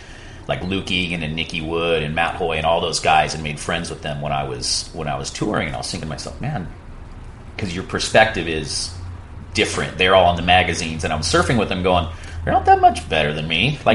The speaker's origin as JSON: {"language": "English", "country": "Puerto Rico", "tie": "born or raised there", "said": "You know, I grew up in Right Points."}